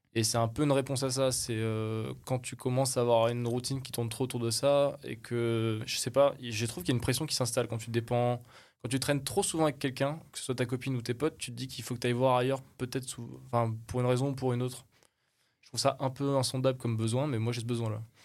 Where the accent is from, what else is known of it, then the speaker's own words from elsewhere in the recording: France; je suis français, j'ai ma famille, j'ai mes amis, je suis bien installé